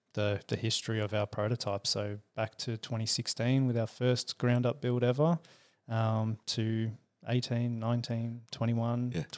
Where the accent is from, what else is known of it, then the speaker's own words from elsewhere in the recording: Perth, Western Australia, Australia; also born or lived in Sydney; now in Melbourne, Australia; So long story short, born in Sydney, raised in Perth.